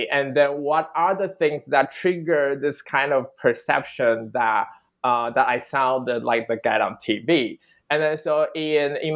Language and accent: English; Taiwan; moved away; also born or lived in Australia; for someone who grew up in Taiwan, I was never aware that I actually had an accent